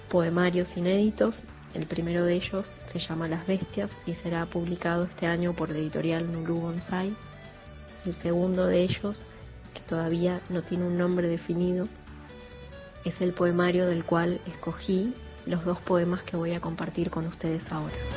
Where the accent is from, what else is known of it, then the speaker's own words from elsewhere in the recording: San Juan, Argentina; moved away as an adult; now in Buenos Aires, Argentina; Hace 18 años vivo en Buenos Aires, pero nací en San Juan